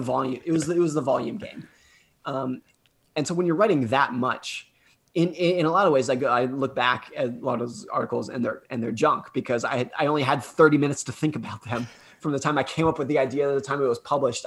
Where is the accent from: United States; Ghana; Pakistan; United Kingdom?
United States; I grew up ski racing in Lake Tahoe